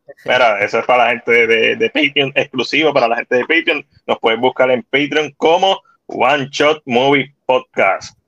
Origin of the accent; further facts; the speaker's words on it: Puerto Rico; nos identifica como puertorriqueños